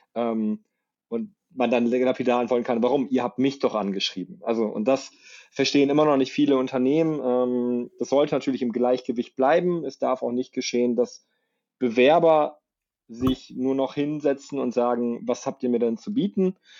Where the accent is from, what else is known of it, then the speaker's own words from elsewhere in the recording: Saarbrücken, Saarland, Germany; now in Munich, Germany; wohne im schönen München, komme gebürtig aus Saarbrück